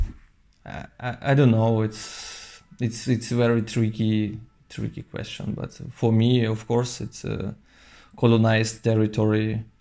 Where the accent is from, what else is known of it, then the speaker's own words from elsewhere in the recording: Novosibirsk, Novosibirsk Oblast, Russia; now in Paris, France; I'm from Novosibirsk.